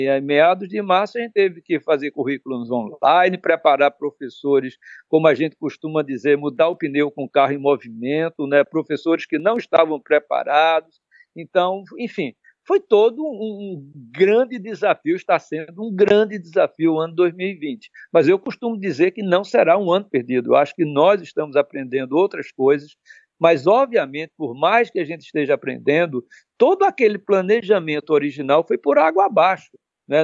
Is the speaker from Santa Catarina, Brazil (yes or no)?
no; Pernambuco, Brazil; como pernambucano